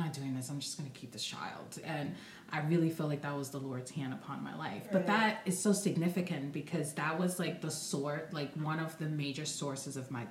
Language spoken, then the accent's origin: English; Rio de Janeiro, Brazil; moved away; I'm originally from Brazil, Rio de Janeiro, and my grandmother raised me.